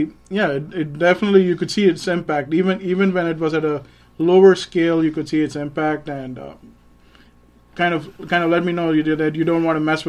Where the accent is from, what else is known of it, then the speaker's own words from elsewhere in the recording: Chennai, Tamil Nadu, India; moved away as an adult; also born or lived in Kolkata, India; now in Griffin, United States; So I was born in Calcutta, and then I grew up in the southern city of India. It's called Madras or Chennai now. It's one of the four big metropolitan